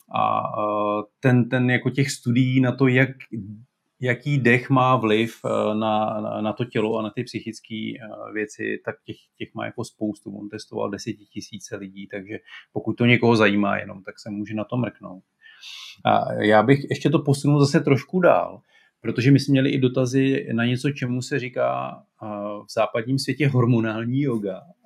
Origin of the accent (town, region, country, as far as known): Czechia